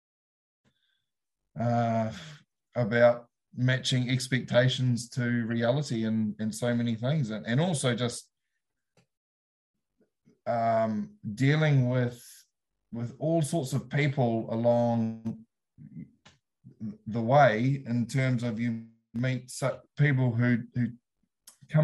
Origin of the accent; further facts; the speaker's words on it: Taihape region, Rangiwahia, Manawatū-Whanganui, New Zealand; moved away as an adult; also born or lived in Hawke's Bay; now in South Otago, New Zealand; I'm originated from Taihape region, Rangawahia, underneath the Ruahini Ranges